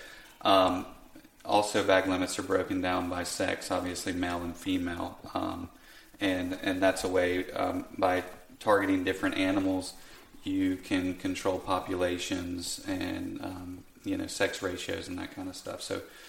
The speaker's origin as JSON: {"language": "English", "region": "Southeast", "country": "United States", "said": "You can tell I'm more from the Southeast here"}